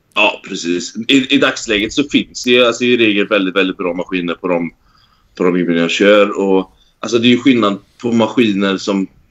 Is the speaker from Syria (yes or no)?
no; Sweden; moved away as an adult; also born or lived in Norway; now in Dubai, United Arab Emirates; Jag vill ju liksom hem till Sverige.